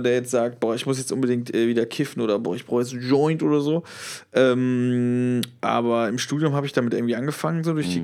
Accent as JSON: {"language": "German", "area": "Westerwald", "region": "Rhineland-Palatinate", "country": "Germany", "moved": "yes", "said": "in Westerwald, wo ich herkomme"}